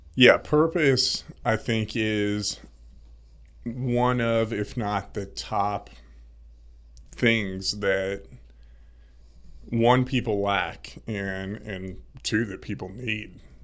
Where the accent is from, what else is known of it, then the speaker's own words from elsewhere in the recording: Indianapolis, Indiana, United States; moved away as an adult; also born or lived in Florida; Grew up in Indianapolis, Indiana. Midwest.